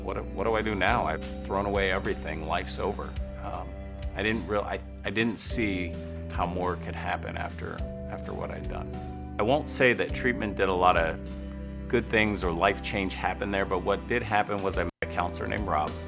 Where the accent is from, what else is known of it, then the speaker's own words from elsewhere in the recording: Parkersburg, West Virginia, United States; I grew up in Parkersburg, West Virginia